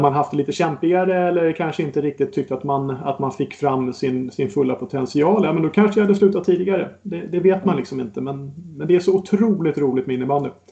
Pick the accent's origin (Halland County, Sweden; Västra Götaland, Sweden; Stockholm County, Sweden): Stockholm County, Sweden; Botkyrka; så är jag uppväxt ute i norra Botkyrka